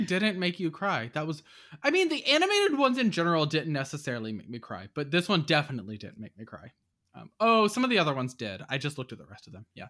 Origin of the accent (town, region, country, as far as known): United States